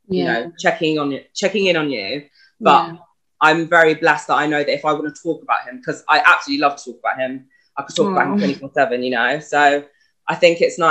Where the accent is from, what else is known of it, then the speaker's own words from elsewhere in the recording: Brighton, South East England, United Kingdom; I'm 25 and I'm from Brighton